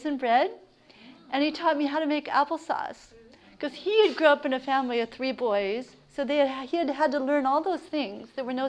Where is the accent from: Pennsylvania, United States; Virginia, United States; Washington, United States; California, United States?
California, United States; Central; moved away as an adult; now in Maine, United States; I grew up on a farm. I grew up in Central California, and I was a total tomboy